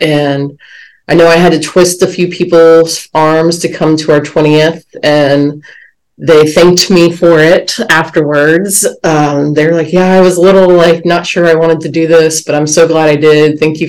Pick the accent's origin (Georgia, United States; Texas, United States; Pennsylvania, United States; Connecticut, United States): Georgia, United States; Dunwoody; moved away; also born or lived in Rome, Georgia; And I said, Dunwoody.